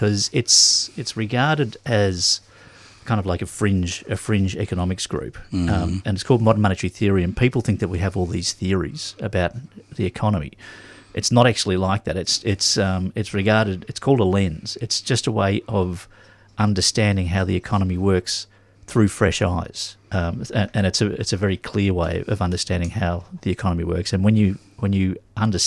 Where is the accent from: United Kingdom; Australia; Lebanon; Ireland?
Australia; Melbourne, Victoria; I was born here in Melbourne. I was born, my family was living in Mount Albert at the time